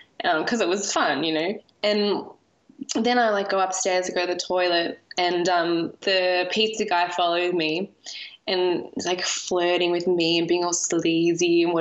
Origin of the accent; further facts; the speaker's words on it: Australia; we're two Australian women